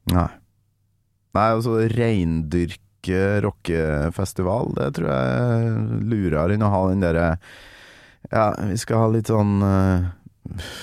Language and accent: Norwegian; Kolvereid, Trøndelag, Norway; jeg kommer fra Kolvereid.